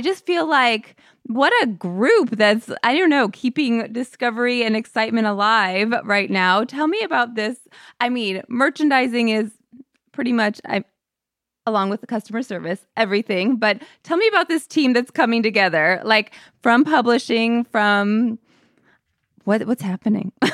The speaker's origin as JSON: {"language": "English", "town": "St. Louis", "region": "Missouri", "country": "United States", "said": "I'm from Saint Louis, Missouri"}